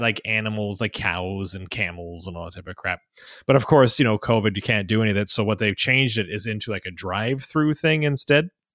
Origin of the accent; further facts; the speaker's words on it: Saskatchewan, Canada; I grew up in Saskatchewan